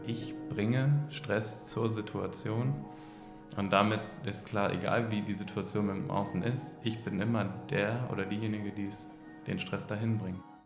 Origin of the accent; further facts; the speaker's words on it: Hamburg, Germany; Ich komme aus Hamburg. Ich bin hier auch geboren